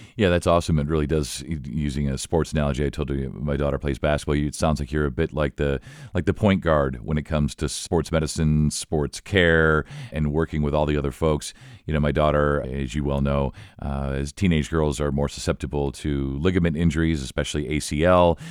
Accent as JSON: {"language": "English", "town": "Elkhart", "region": "Indiana", "country": "United States", "tie": "born or raised there", "said": "I was born in Elkhart, and my folks went to I U. So I'm really sort of immersed in Indiana sports, high school sports"}